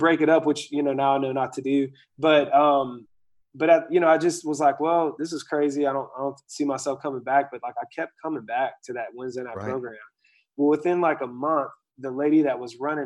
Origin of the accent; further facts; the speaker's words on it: Asheville, North Carolina, United States; I grew up in Asheville, North Carolina, which is like this mountainous town